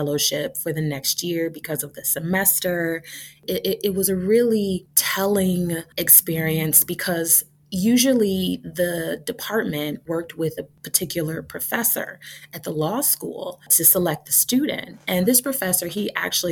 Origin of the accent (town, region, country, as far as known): Indianapolis, Indiana, United States; born or raised there; moved away as an adult; also born or lived in Chapel Hill, North Carolina / Carrboro, North Carolina / Tübingen, Germany / Freiburg, Germany